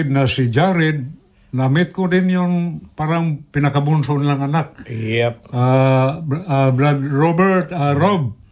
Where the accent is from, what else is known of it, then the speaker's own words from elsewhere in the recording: Philippines; accent: Cebuano; first language Cebuano; Tagalog is a second language; sa aking dialect na Cebuano